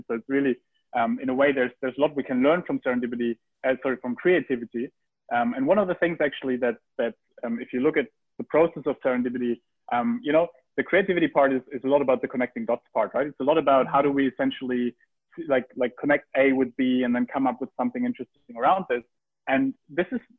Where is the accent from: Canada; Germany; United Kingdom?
Germany; Heidelberg, Baden-Württemberg; I grew up in Heidelberg